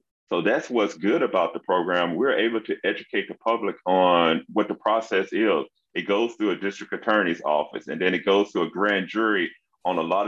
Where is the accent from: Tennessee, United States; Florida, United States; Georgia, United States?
Tennessee, United States; Memphis; now in Irving, United States; I grew up in Memphis, Tennessee